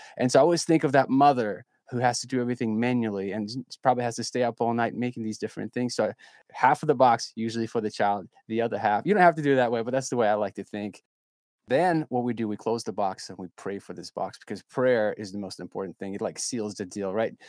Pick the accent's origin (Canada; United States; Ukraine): Ukraine; moved away